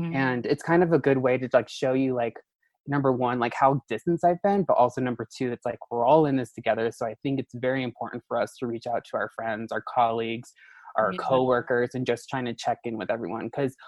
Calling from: Denver, Colorado, United States; So right now I'm in Denver, Colorado.

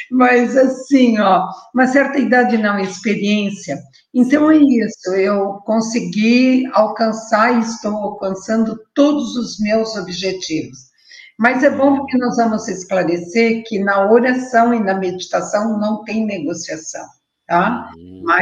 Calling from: Blumenau, Santa Catarina, Brazil; Eu estou falando da cidade de Blumenau.

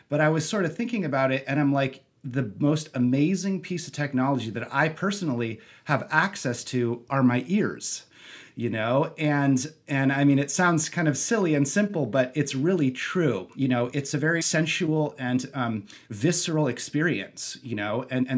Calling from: Santa Barbara, California, United States; I am calling in from beautiful Santa Barbara, California.

